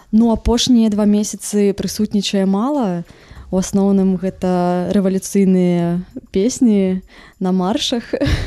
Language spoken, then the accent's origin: Belarusian; Vileyka, Minsk Region, Belarus; у маім родным горадзе ў вялейцы